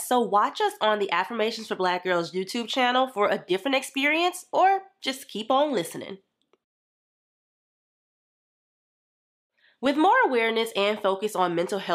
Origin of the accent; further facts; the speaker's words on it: the South, United States; growing up in the South